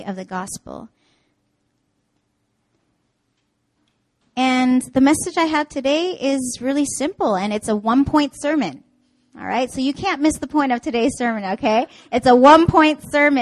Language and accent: English; Canada; now in Seoul, South Korea; I'm from Canada.